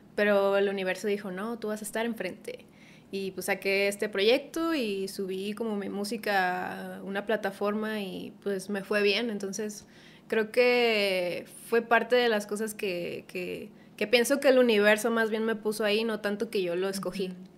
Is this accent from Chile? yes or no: no; Culiacán, Sinaloa, Mexico; del lugar de donde vengo, que es en Culiacán